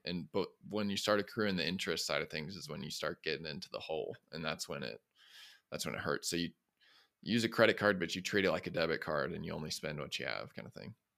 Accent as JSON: {"language": "English", "region": "Midwest", "country": "United States", "tie": "born or raised there", "said": "I grew up in the Midwest"}